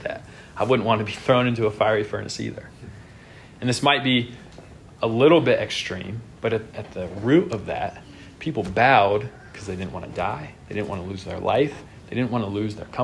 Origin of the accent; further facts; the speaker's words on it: United States; In our country, we live in a nation